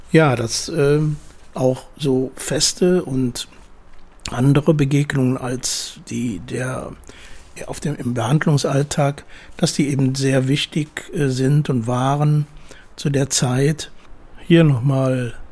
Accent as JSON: {"language": "German", "town": "Munich", "region": "Bavaria", "country": "Germany", "tie": "born or raised there", "said": "Ich bin ja in München aufgewachsen"}